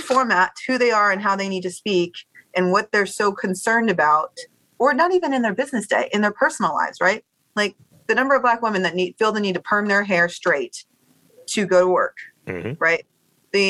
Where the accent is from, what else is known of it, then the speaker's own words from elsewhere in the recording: Baltimore, Maryland, United States; moved away as an adult; also born or lived in Washington, D.C.; now that we're back in Bmore, and I do see some of the folks that I grew up with in first grade